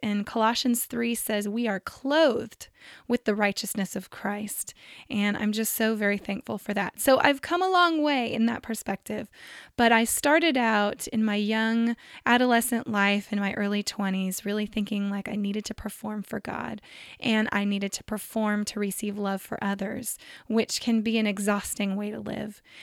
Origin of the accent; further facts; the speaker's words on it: Central Valley of California, United States; I grew up in the Central Valley of California